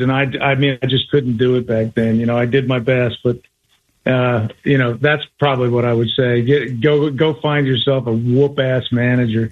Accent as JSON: {"language": "English", "region": "Colorado", "country": "United States", "said": "I was from Colorado"}